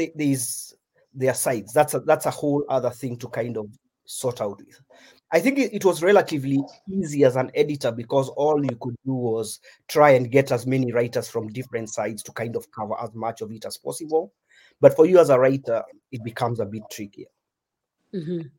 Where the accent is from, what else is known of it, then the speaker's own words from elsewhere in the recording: Kenya; As Kenyans, yeah, as Kenyan writers